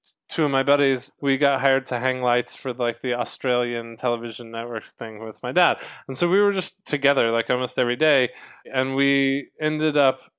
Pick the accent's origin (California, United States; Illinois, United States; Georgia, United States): Georgia, United States; Atlanta; also born or lived in Winston-Salem, North Carolina; I grew up in Atlanta, Georgia. I went to school in Winston-Salem, North Carolina for film and television.